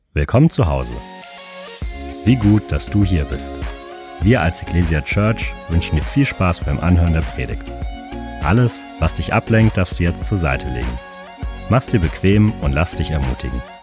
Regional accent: Würzburg, Bavaria, Germany; ich komme eigentlich aus Würzburg und ich war in meiner Heimatgemeinde

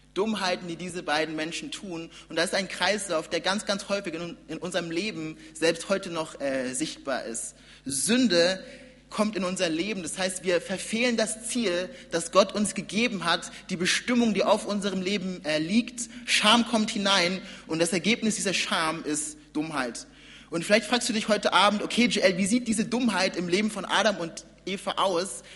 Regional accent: Nuremberg, Bavaria, Germany; ich komme ja aus Nürnberg, war ganz, ganz lang Teil der Gemeinde und das hat auch zur Folge gehabt, dass ich, genau, ich bin, wie gesagt, bin gesagt hier geboren und aufgewachsen

